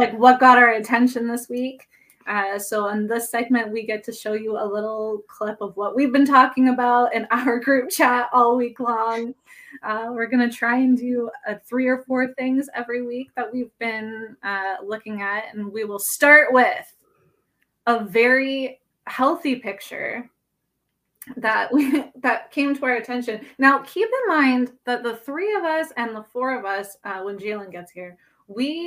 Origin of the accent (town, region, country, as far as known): Ontario, Canada